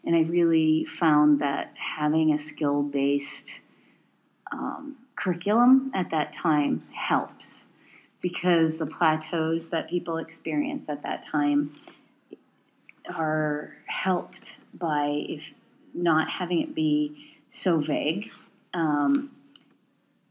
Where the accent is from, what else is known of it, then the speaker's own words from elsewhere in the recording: East Coast, United States; also born or lived in Portland / Chicago; now in Pacific Northwest, United States; I'm in the Pacific Northwest and I'm from the East Coast.